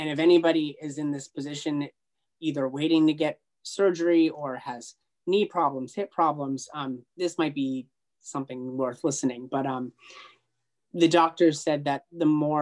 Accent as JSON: {"language": "English", "country": "United States", "said": "I'm from the United States"}